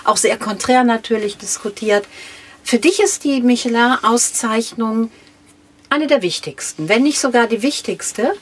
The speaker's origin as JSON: {"language": "German", "town": "Minden", "region": "North Rhine-Westphalia", "country": "Germany", "said": "ich komme aus Minden an der Weser"}